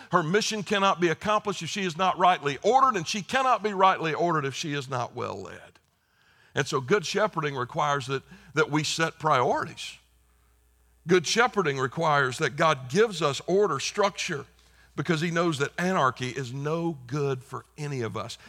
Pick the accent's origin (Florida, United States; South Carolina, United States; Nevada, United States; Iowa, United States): South Carolina, United States; moved away; I just spent five days in my home state of South Carolina